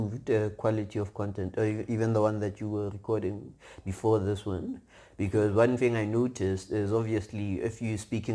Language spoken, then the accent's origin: English; Pretoria, Gauteng, South Africa; basically come from Mamelodi, born and bred in Pretoria my whole life